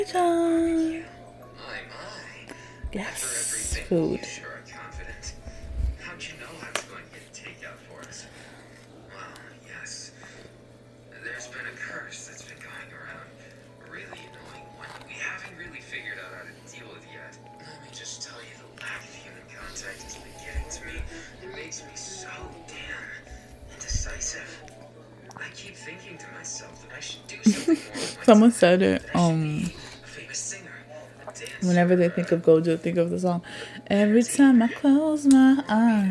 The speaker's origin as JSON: {"language": "English", "region": "New York", "country": "United States", "said": "I'm from New York"}